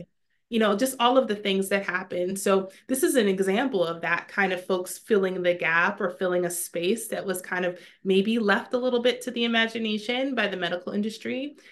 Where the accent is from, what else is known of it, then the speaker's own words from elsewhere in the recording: New York, United States; moved away as an adult; now in Maryland, United States; I had my, my first little one in my hometown in New York